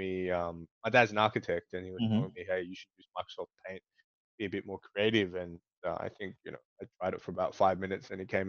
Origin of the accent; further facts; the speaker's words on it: Australia; moved away as an adult; now in Hong Kong; Based in Hong Kong, but I grew up in Australia. So I came to Hong Kong about 6 years ago for business school.